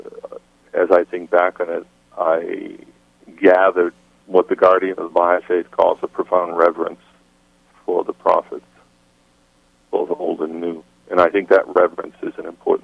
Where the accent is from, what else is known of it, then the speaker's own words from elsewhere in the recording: Winchester, Massachusetts, United States; moved away as an adult; also born or lived in Malden, Massachusetts / Cambridge, Massachusetts / Zambia / Botswana; I grew up on the North Shore of Boston. I was born, my parents were living in Malden, Massachusetts. When I was a very young child, they moved to Winchester